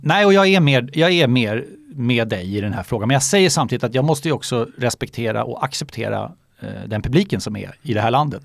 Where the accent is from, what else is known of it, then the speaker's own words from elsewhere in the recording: Solna, Stockholm County, Sweden; moved away as an adult; now in Gustavsberg, Sweden; jag är eh, född och uppvuxen i Solna och bodde där till jag fyllde 45